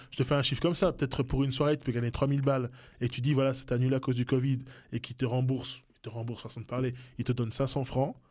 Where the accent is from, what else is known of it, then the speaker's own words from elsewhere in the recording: Neuchâtel, Switzerland; also born or lived in Kinshasa, DR Congo; Je suis arrivé à, dans le canton de Neuchâtel à, quelques mois